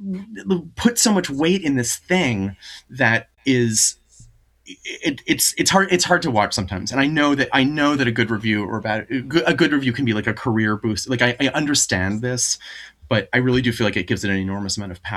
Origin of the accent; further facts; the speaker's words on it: Vermont, United States; I'm from Vermont